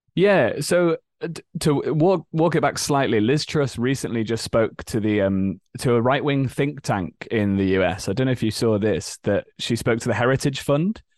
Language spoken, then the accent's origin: English; Leeds, Yorkshire and the Humber, United Kingdom; moved away as an adult; now in London, United Kingdom; I grew up in Leeds in the north of England.